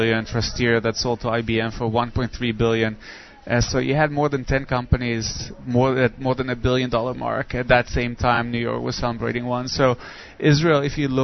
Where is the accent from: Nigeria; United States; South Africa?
Nigeria; moved away; I grew up in Nigeria